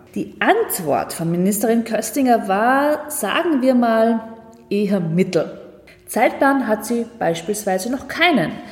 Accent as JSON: {"language": "German", "country": "Austria", "said": "wir als Österreicher"}